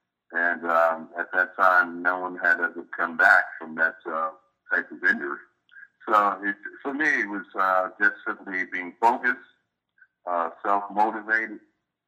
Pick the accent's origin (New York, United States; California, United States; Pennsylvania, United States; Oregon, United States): New York, United States; New York City; growing up in Brooklyn